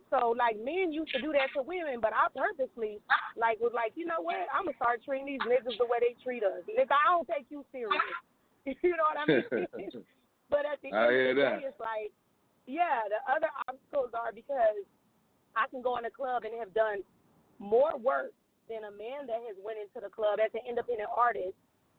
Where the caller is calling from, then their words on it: Houston, Texas, United States; I'm calling from Houston, Texas.